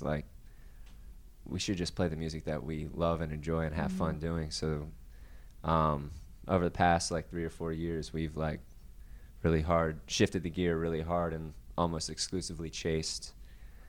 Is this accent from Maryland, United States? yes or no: yes; Baltimore, Maryland, United States; moved away as an adult; also born or lived in Nashville, Tennessee; now in Charlotte, United States; I'm from Baltimore, Maryland